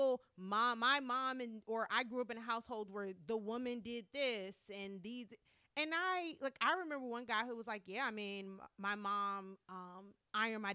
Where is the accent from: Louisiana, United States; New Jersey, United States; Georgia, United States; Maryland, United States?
Maryland, United States; I'm from Maryland